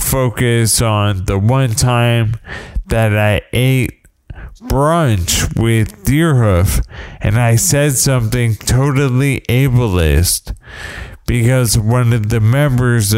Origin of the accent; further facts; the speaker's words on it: United States; I'm an American